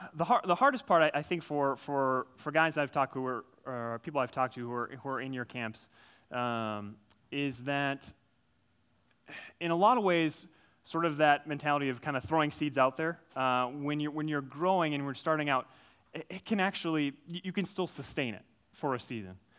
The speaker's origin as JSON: {"language": "English", "region": "Minnesota", "country": "United States", "tie": "born or raised there", "said": "I grew up, uh, I grew up in Minnesota. I'm a Minnesota guy through and through. Grew up on a farm"}